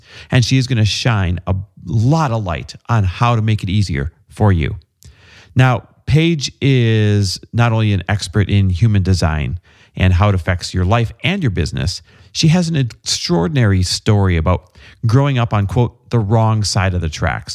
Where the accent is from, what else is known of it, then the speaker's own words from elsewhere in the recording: Wisconsin, United States; I'm from Wisconsin